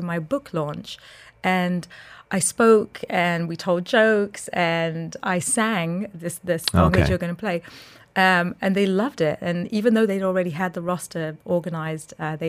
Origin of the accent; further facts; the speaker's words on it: London, United Kingdom; now in Dubai, United Arab Emirates; I was born in London. I'm a North London girl